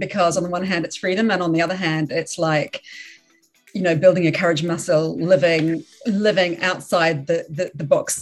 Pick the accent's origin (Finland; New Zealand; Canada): New Zealand; Auckland; moved away as an adult; also born or lived in London, United Kingdom; now in Melbourne, Australia; moved back to my hometown of Auckland, NZ, in New Zealand in 2016